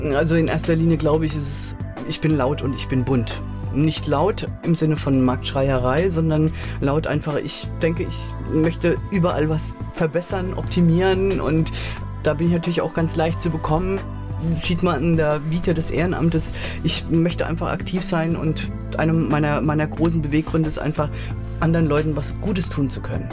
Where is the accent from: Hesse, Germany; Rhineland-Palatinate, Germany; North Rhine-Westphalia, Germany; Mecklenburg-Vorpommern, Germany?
Rhineland-Palatinate, Germany; Mainz; also born or lived in Lower Franconia / Lörzweiler; da bin ich tatsächlich in Mainz im Priesterseminar aufgewachsen